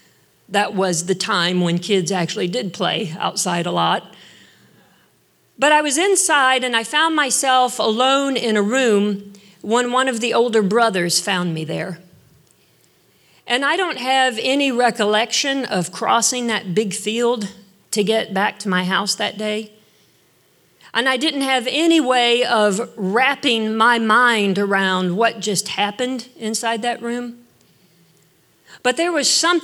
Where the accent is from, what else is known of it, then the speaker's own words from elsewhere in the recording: Northeast Ohio, United States; I grew up in Northeast Ohio, and we lived next to an old farmhouse